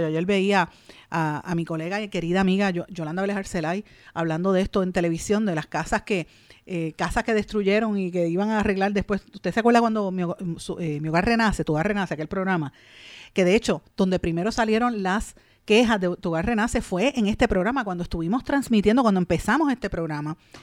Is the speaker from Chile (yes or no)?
no; Puerto Rico; nosotros como puertorriqueños